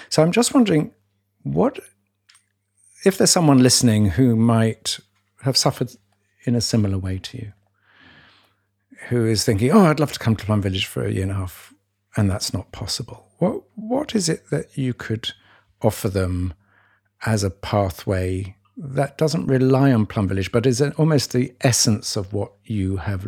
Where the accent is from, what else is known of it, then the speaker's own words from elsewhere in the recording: United Kingdom; As I'm very British.